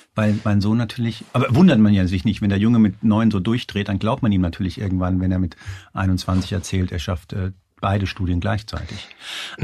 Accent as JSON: {"language": "German", "town": "Hanau", "region": "Hesse", "country": "Germany", "tie": "born or raised there", "said": "ich bin äh, Spanier, bin aber in, in Hanau bei, äh, bei Frankfurt aufgewachsen"}